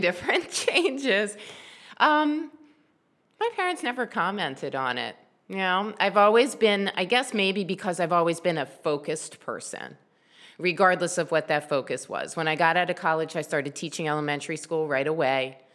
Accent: Columbia, Maryland, United States; also born or lived in Silver Spring, Maryland / Baltimore, Maryland; I grew up in Columbia, Maryland. I actually wasn't born there. I was born in Silver Spring

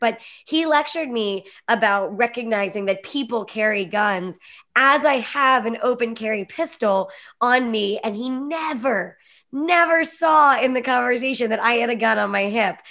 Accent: Pennsylvania, United States; I grew up in Pennsylvania where it was super socially acceptable to open carry

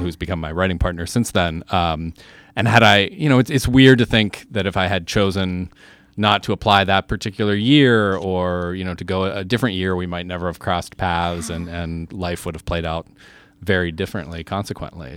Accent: Pittsburgh, Pennsylvania, United States; now in New York, United States; I'm from Pittsburgh originally

